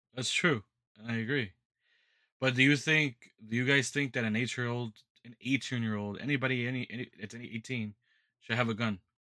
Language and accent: English; United States; I'm an American